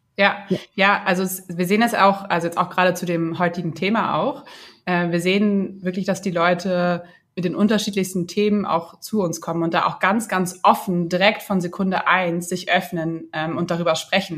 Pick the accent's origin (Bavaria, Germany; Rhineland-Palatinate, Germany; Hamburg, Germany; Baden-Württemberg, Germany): Hamburg, Germany; moved away; ich komme ursprünglich aus Hamburg